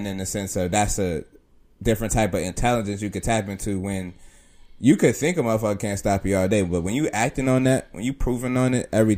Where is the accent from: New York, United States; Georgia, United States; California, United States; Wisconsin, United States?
New York, United States; Rochester; I'm from upstate Rochester.